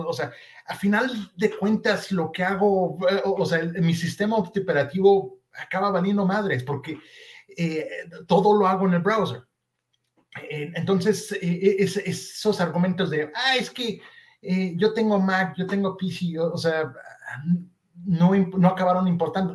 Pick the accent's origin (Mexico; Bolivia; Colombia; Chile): Mexico; yo nací y crecí en México